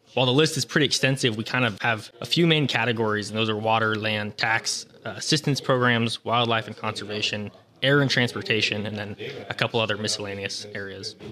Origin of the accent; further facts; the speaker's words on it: Yolo County, California, United States; I'm from Yolo County and have a background in agriculture.